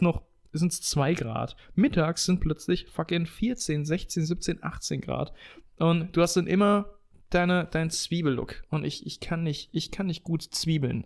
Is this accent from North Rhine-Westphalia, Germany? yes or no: no; Bensheim, Hesse, Germany; Weststadthalle war immer der Austragungsort von, ähm, von, von Hallenturnieren bei uns in Bensheim